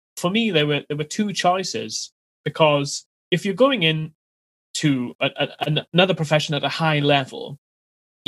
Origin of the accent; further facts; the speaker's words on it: Wales, United Kingdom; moved away as an adult; now in London, United Kingdom; I live in London, born and bred in Wales originally